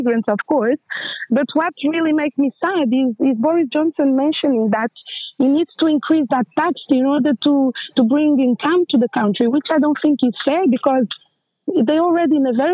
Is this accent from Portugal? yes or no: yes; Portugal; moved away as an adult; also born or lived in Angola; now in United Kingdom; I'm original from Angola, but I grew up in Portugal